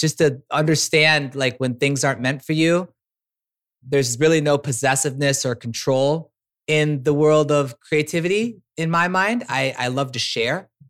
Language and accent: English; Minneapolis, Minnesota, United States; moved away as an adult; also born or lived in San Francisco / Humboldt; I was a kid from Minneapolis, born and raised